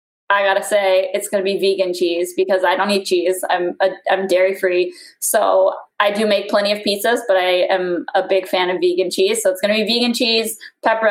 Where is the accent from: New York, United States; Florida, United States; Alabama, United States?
Florida, United States; moved away as an adult; now in Michigan, United States; I grew up in Florida